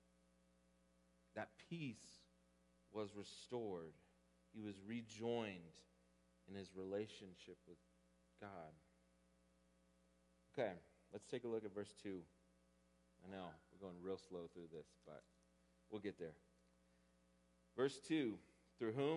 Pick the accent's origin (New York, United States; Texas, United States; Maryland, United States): Texas, United States; growing up in Texas and doing two-a-days in August